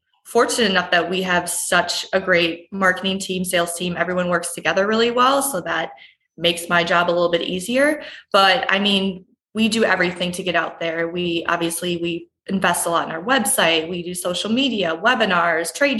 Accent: Wausau, Wisconsin, United States; I grew up in Wausau, Wisconsin, which is right in central Wisconsin

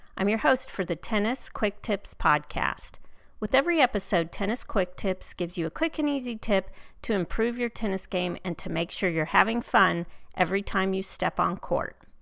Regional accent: Houston, Texas, United States; here in my hometown in Houston

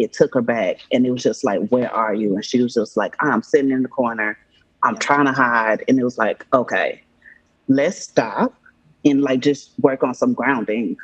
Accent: Atlanta, Georgia, United States; born or raised there

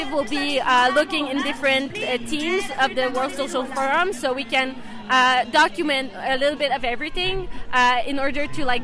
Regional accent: Montreal, Quebec, Canada; I'm from Canada, Montreal.

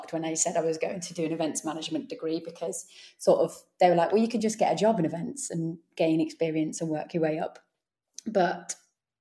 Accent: Warwickshire, West Midlands, United Kingdom; moved away as an adult; also born or lived in Leeds; I am from the Warwickshire area, so it was about 2.5-3 hours to go home

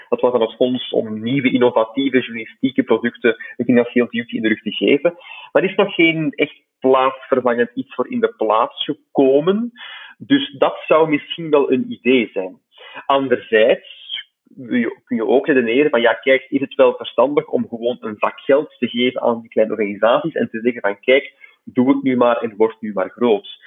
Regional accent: Flanders, Belgium; bij ons in Vlaanderen

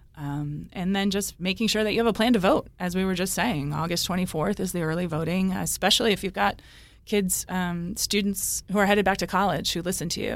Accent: Cranston, Rhode Island, United States; also born or lived in Warwick, Rhode Island; I grew up in Cranston. I live in Warwick.

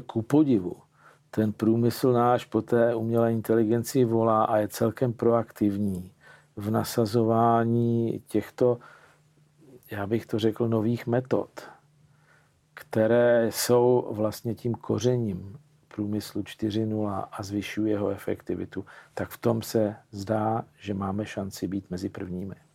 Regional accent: Czechia

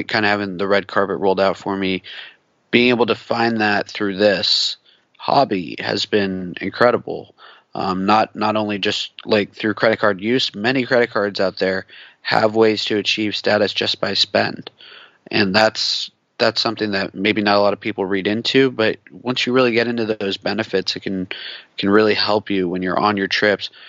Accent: West Coast, United States; growing up on the West Coast

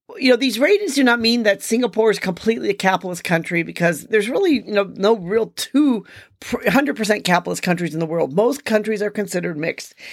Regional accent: United States; me being an American

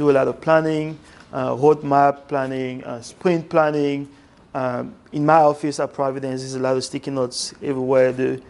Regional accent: Algeria; born there; I was born in West Africa in a country called Algeria.

